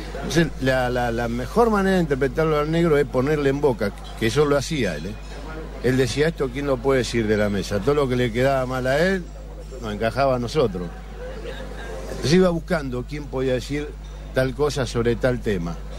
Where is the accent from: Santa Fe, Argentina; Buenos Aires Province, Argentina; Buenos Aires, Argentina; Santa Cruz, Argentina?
Santa Fe, Argentina; Rosario